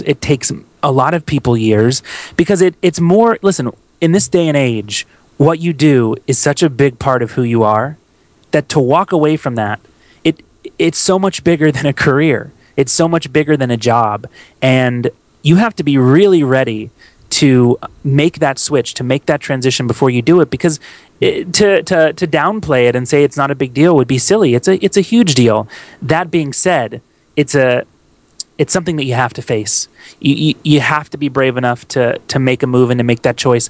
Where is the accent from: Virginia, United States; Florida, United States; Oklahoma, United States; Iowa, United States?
Florida, United States; Tampa; moved away; my hometown of Tampa, Florida